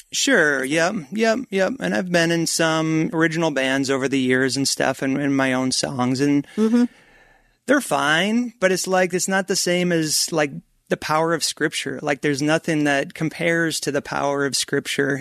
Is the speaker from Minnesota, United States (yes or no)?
yes; Minnesota, United States; moved away as an adult; also born or lived in Colorado Springs, Colorado / Flagstaff, Arizona; I grew up in Minnesota